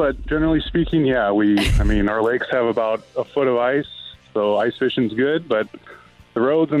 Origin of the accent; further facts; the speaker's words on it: St. Louis, Missouri, United States; now in Minnesota, United States; I am, and I'm actually in Minnesota. I'm originally from St. Louis